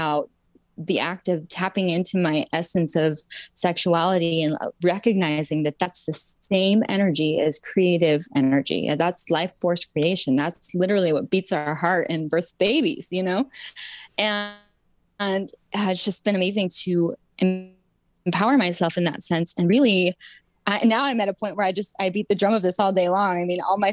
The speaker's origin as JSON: {"language": "English", "region": "Utah", "country": "United States", "tie": "born or raised there", "said": "I grew up in Utah"}